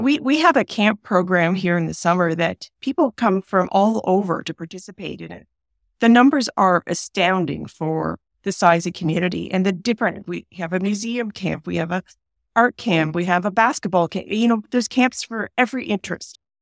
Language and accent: English; Peterborough, Ontario, Canada; also born or lived in Long Sault, Ontario; now in Strathroy, Canada; I was born in Peterborough, Ontario